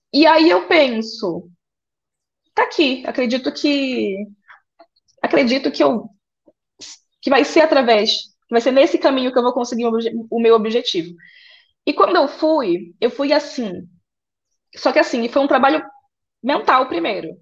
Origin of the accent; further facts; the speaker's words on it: Santa Isabel do Pará, Pará, Brazil; de São Isabel do Pará, interior do Pará, filha de agricultores é, fui criada no interior